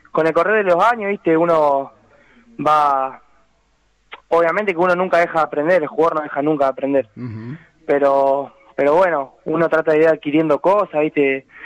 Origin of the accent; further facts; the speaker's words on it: El Trébol, Santa Fe, Argentina; also born or lived in Venado Tuerto; a los 10 años a vivir allá y bueno, hice todas mis inferiores en un equipo ahí del pueblo en el Trébol